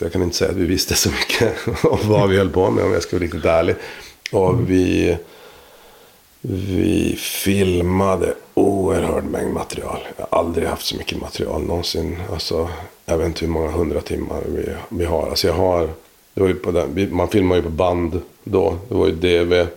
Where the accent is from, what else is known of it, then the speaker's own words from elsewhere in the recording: Boden, Norrbotten County, Sweden; jag är eh, född och uppvuxen i Boden